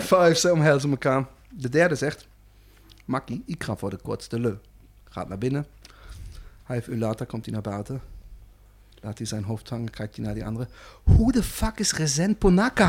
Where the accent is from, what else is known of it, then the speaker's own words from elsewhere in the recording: Germany; Dutch is a second language; now in Netherlands; als Duitser